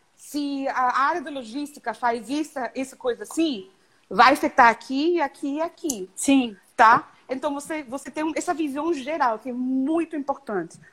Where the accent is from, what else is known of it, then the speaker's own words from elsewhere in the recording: Canada; Portuguese is a second language; also born or lived in Mexico / Rio de Janeiro, Brazil / Toronto; meus pais são de Nicarágua, eu nasci em México, mas eu cresci no Canadá.